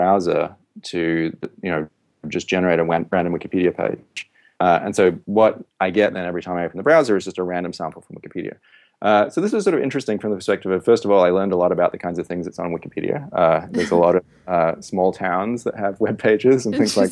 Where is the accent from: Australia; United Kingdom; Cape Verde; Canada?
Australia; Western Australia; I grew up in Western Australia